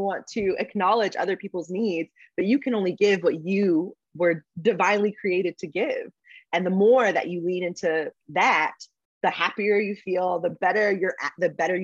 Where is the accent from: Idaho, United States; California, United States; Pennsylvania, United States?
California, United States; San Diego; moved away as an adult; also born or lived in Texas / New York; I am from San Diego